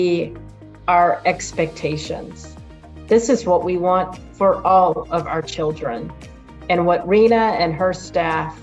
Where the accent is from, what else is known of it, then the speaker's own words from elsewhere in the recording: Pensacola, Florida, United States; my hometown here in Pensacola, Florida